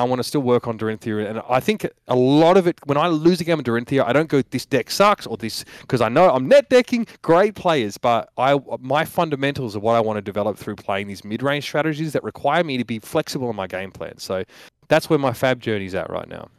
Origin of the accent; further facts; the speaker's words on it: Australia; moved away; I'm an Australian